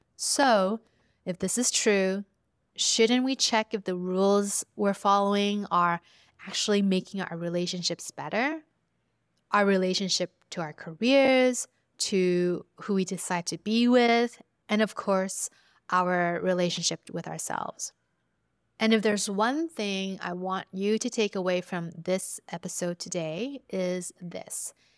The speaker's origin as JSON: {"language": "English", "town": "Vancouver", "region": "British Columbia", "country": "Canada", "tie": "born or raised there", "said": "I was growing up in Vancouver as a first generation immigrant"}